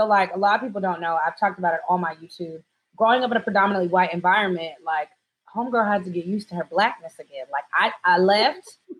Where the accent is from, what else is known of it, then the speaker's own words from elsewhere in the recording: Japan; also born or lived in Germany; So growing up in Japan was fine because we lived on an American base and everyone was Black there.